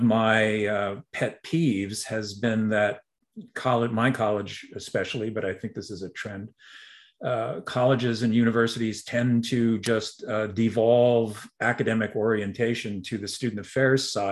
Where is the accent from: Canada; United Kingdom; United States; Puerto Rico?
Canada; Montreal, Quebec; moved away; I grew up in Montreal